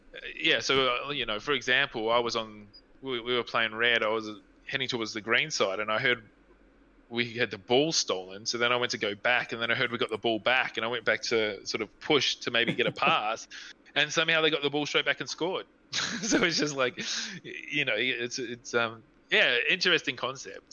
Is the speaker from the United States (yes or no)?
no; New Zealand; now in Australia; I'm from New Zealand